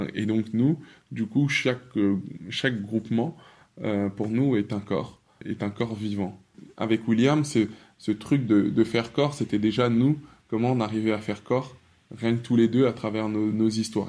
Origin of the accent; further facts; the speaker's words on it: France; je suis congolais de par mon père, français de par ma mère et et de par mon éducation